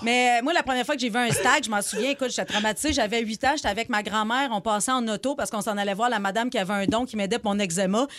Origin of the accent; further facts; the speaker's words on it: Abitibi, Quebec, Canada; je viens d'Abitibi